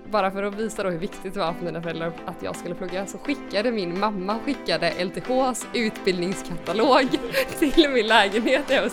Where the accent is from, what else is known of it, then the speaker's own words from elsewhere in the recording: Gothenburg, Västra Götaland, Sweden; moved away as an adult; also born or lived in Lund / Malmö; now in Copenhagen, Denmark; jag är från Göteborg